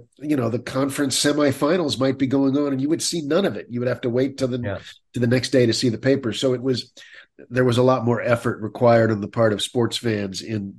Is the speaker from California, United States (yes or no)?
no; Kansas City, Missouri, United States; Growing up in Kansas City